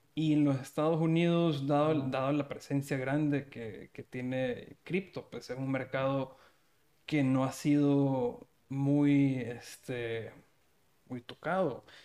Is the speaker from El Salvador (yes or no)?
yes; El Salvador; yo soy salvadoreño también